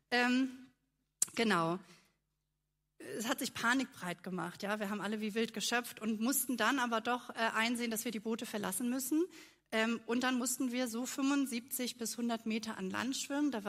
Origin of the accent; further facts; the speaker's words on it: Kiel, Schleswig-Holstein, Germany; Ich bin gebürtige Kielerin, ähm, bin also quasi äh, am Wasser, im Wasser aufgewachsen.